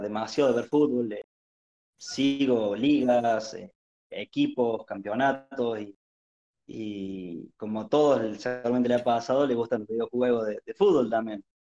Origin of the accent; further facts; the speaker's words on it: Arroyito, Córdoba, Argentina; Soy de Córdoba, precisamente de, Arroyito, una localidad del interior.